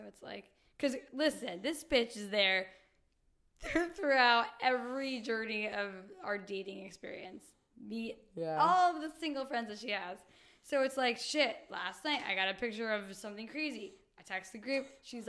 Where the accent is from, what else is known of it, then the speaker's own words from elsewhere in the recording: Staten Island, New York, United States; I'm from Staten Island.